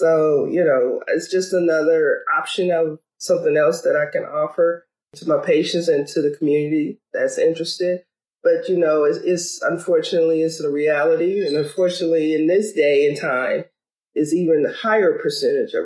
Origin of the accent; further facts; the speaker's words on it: Bogalusa, Louisiana, United States; now in Dayton, United States; my hometown of Bogalusa, Louisiana